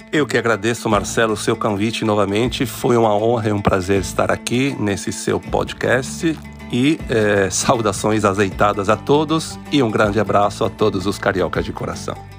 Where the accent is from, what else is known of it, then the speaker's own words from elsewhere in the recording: Venice, Veneto, Italy; Portuguese is a second language; moved away as an adult; also born or lived in Brazil; now in Rio de Janeiro, Brazil; eu nasci em Veneza, vim para o Brasil há mais de 20 anos